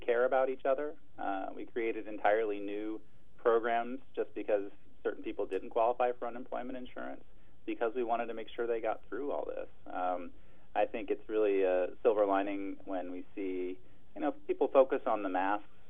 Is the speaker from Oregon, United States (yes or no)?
yes; Triangle Lake, Oregon, United States; also born or lived in Eugene, Oregon; I grew up out in Triangle Lake, and now I live in town